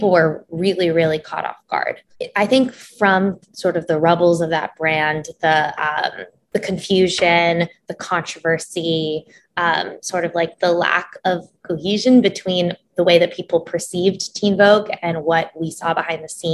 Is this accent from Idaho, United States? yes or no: no; New York City, New York, United States; I was born and raised in New York City, but I am a Middle Eastern American, first gen